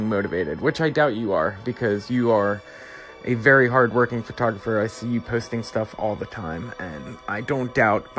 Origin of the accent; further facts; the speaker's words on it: East Coast, United States; moved away as an adult; also born or lived in the South (US); I am from the East Coast. It's usually like 15 degrees there in January.